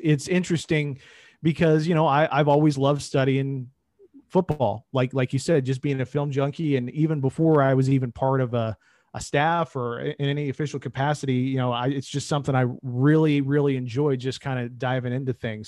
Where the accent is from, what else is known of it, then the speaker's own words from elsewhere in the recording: Indianapolis, Indiana, United States; I grew up in Indy, obviously, during the Peyton Manning, uh, era here.